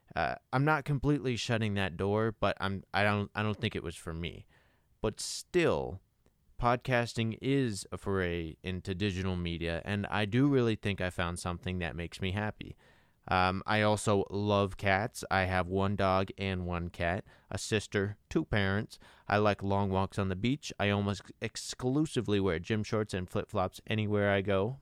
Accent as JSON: {"language": "English", "town": "Las Vegas", "region": "Nevada", "country": "United States", "tie": "born or raised there", "also_born_or_lived": "Henderson, Nevada / Utah", "said": "I was born and raised in Las Vegas and Henderson, Nevada. I'm still here"}